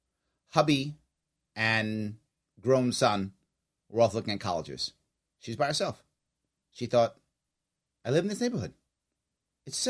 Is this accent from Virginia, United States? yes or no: no; New York City, New York, United States; also born or lived in Manhattan / Bronx / Long Island / Queens; I was born in Manhattan, raised as a little kid in the Bronx, as a teenager on Long Island, and as an adult here in Queens